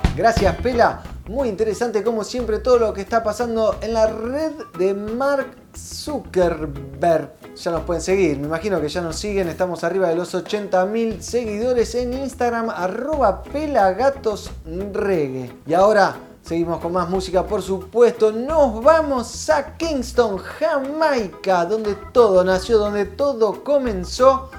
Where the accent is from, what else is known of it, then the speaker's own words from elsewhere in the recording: Buenos Aires, Argentina; Nosotros somos de Buenos Aires